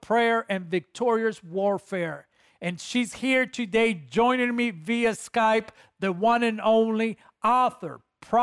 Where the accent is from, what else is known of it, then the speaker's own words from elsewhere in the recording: Guatemala; my home country, Guatemala